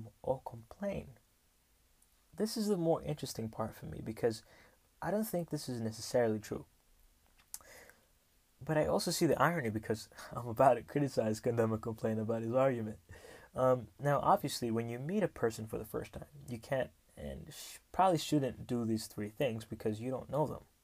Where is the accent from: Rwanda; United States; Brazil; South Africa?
Rwanda; I come from Rwanda, the beautiful, beautiful country of 1,000 hills